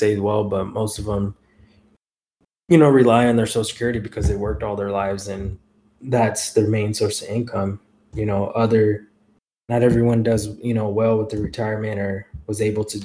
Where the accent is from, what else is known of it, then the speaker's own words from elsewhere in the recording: United States; raised in the United States